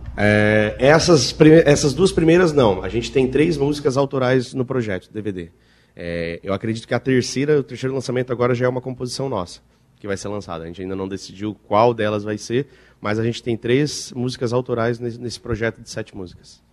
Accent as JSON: {"language": "Portuguese", "town": "Nova Veneza", "region": "Santa Catarina", "country": "Brazil", "said": "Nós somos de Nova Veneza. Eu sou de Nova Veneza"}